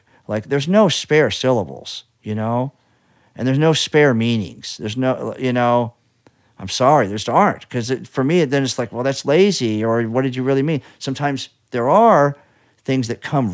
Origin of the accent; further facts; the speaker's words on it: Kansas, United States; moved away; I'm from Kansas